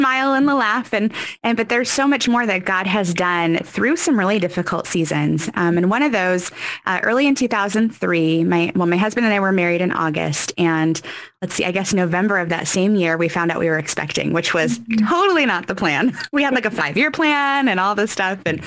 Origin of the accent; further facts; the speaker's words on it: Mid-Willamette Valley, Oregon, United States; also born or lived in East Coast, United States; I moved to Oregon when I was 9. So I've spent most of my life right here in the Mid-Willamette Valley.